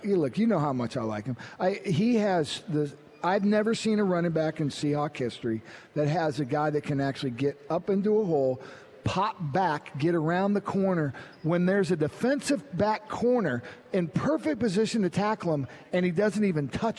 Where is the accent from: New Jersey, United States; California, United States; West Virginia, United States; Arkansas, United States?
California, United States; Orange County; moved away as an adult; also born or lived in Arizona; now in Seattle, United States; I went to Arizona State, but I grew up in Orange County